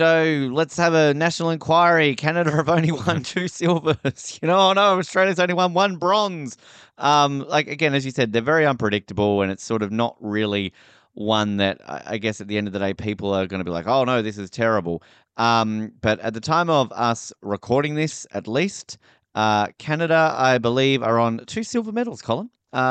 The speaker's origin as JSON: {"language": "English", "region": "North Dakota", "country": "United States", "said": "I'm from North Dakota."}